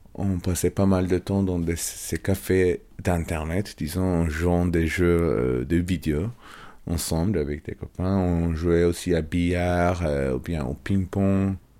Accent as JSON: {"language": "French", "region": "Istanbul", "country": "Turkey", "tie": "born or raised there", "second_language": "French", "moved": "yes", "said": "Je suis Istanbuliot, je suis né à Istanbul. Mon enfance à Istanbul"}